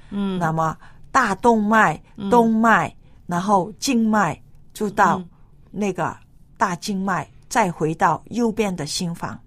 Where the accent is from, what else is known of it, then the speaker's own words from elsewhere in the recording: China; 你晓得我们中国人呐